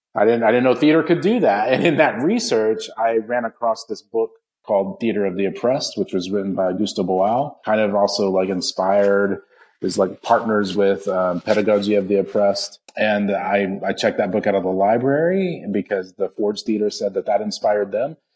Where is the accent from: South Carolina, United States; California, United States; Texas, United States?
Texas, United States; Odessa; now in Raleigh, United States; I grew up in West Texas, um, in Odessa, Texas, actually